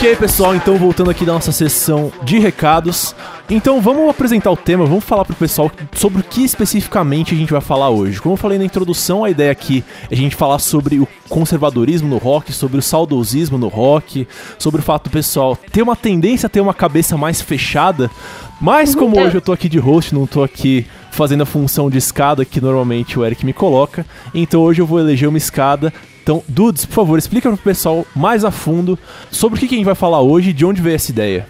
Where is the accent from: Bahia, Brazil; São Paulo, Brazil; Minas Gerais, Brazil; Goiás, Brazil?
São Paulo, Brazil; eu sou aqui de São Paulo capital